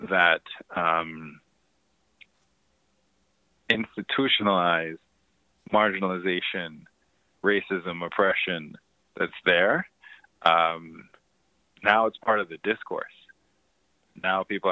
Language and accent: English; Ontario, Canada; I grew up in Ontario housing